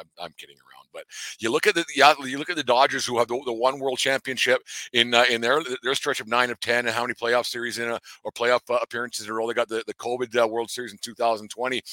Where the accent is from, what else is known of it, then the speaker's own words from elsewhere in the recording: Canada; as a Canadian baseball fan